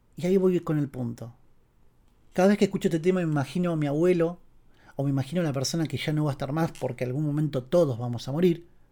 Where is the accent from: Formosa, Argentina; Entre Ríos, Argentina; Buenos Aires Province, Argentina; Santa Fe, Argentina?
Buenos Aires Province, Argentina; Castelar; mi pueblo natal, mi pueblo como si fuese un campo, en realidad es Castelar.